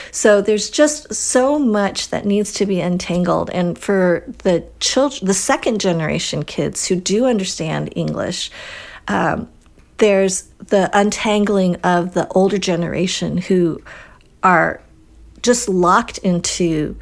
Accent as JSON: {"language": "English", "region": "Colorado", "country": "United States", "tie": "born or raised there", "also_born_or_lived": "Wisconsin", "said": "growing up in Colorado"}